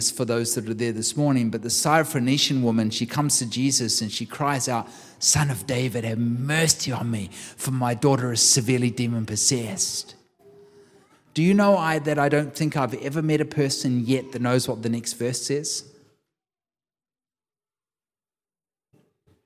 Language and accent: English; New Zealand; I'm a New Zealander. I take my daughter with me, my youngest, 21. I take my daughter with me, and we land in Auckland Airport